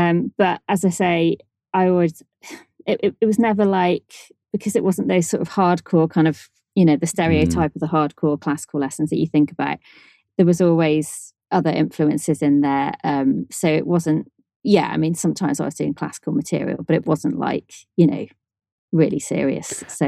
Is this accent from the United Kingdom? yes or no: yes; Shrewsbury, West Midlands, United Kingdom; Yep, Shrewsbury. Yeah.